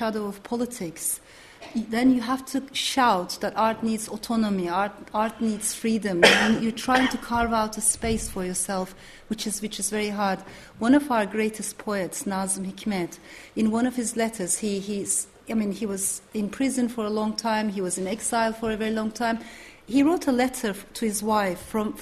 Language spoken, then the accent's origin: English; Turkey; English is a second language; moved away